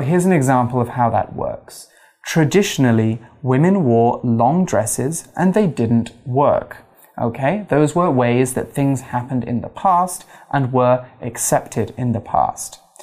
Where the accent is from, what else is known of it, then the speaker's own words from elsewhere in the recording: United Kingdom; being British, being gay, being a Spanish speaker